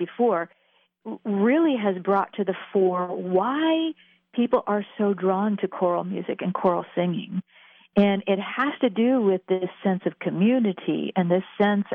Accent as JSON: {"language": "English", "town": "Quakertown", "region": "Pennsylvania", "country": "United States", "tie": "born or raised there", "said": "I'm from Quakertown originally"}